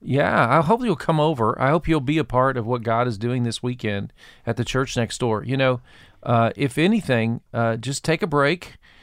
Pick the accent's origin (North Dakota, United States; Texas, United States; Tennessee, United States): Tennessee, United States; Murfreesboro; I grew up in Murfreesboro, Tennessee